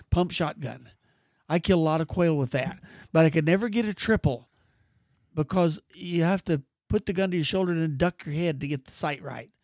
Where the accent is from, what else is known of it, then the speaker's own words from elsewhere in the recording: Mariposa, California, United States; also born or lived in Merced, California; in my junior year, I moved from Mariposa to Merced with my grandfolks